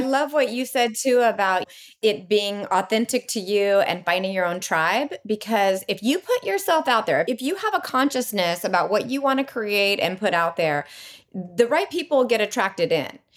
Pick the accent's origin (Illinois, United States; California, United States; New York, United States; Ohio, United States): California, United States; Bay Area; being from the Bay Area